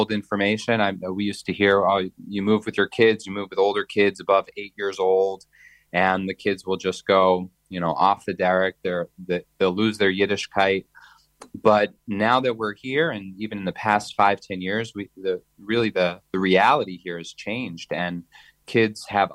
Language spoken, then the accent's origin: English; United States; moved away as an adult; also born or lived in Hollywood, Florida; now in Israel; growing up in America